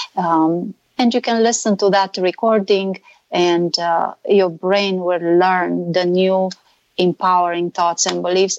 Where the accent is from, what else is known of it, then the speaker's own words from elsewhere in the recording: Romania; now in California, United States; I'm not Hungarian. I'm from Romania